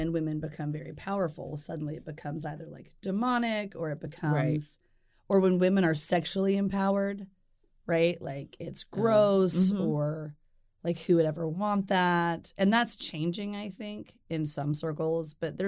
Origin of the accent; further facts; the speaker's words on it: Deep South, United States; And also growing up in the Deep South, it may be a little bit different, but in other places, but it still felt very, very present.